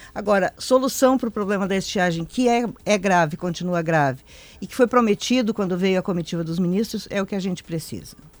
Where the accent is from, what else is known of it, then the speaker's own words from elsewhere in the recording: Passo Fundo, Rio Grande do Sul, Brazil; moved away; Nasci lá, eu sou da Grande Passo Fundo.